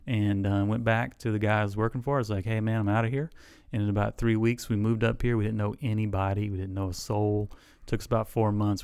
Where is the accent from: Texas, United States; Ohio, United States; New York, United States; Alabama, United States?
Alabama, United States; South; moved away as an adult; also born or lived in Illinois; now in Elizabeth City, United States; I grew up, like, a half an hour from there. So I grew up in South Alabama.